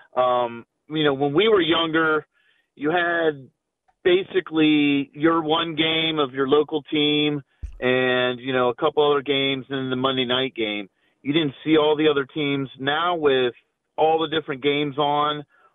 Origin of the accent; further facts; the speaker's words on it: Ohio, United States; moved away as an adult; now in Pittsburgh, United States; I grew up in Ohio